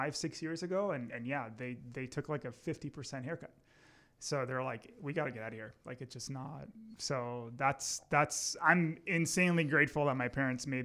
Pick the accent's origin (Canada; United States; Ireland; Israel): Canada; Mississauga, Ontario; also born or lived in Dubai, United Arab Emirates; my brother and I were both born there, and then moved to Mississauga when I was 10 or 11